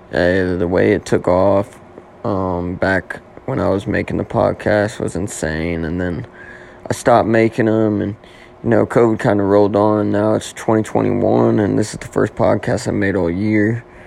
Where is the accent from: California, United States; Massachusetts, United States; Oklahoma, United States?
Oklahoma, United States; moved away as an adult; now in Nashville, United States; I'm originally from Oklahoma